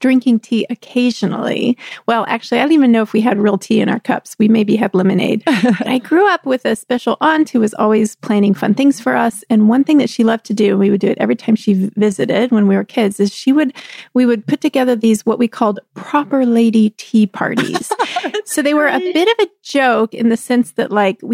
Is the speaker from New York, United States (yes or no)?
no; Texas, United States; I grew up in Texas